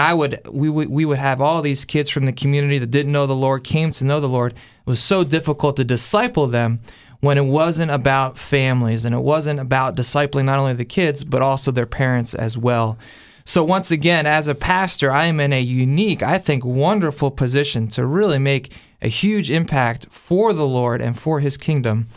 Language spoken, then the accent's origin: English; New Jersey, United States; I'm a Jersey kid. I grew up in New Jersey, grew up in South Jersey